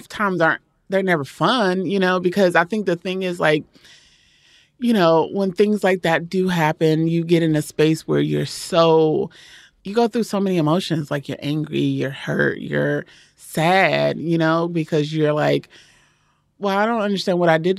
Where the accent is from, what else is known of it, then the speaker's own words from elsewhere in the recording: Maryland, United States; Well, my family's from Georgia, but I grew up in Maryland.